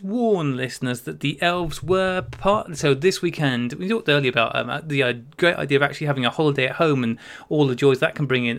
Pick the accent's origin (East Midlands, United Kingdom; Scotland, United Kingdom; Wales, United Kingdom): Wales, United Kingdom; I grew up in Wales